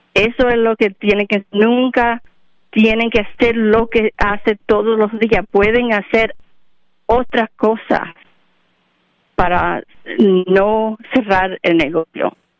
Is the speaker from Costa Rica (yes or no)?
no; Cuba; mujeres como mí, cubanas, eh, cubana, hispanic